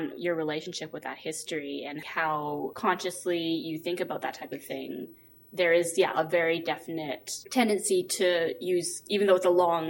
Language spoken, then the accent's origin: English; New Westminster, British Columbia, Canada; I personally was born in New Westminster.